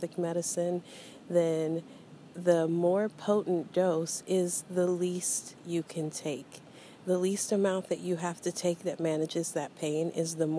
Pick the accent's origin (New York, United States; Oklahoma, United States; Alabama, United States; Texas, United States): Oklahoma, United States; growing up Christian, because of growing up in Oklahoma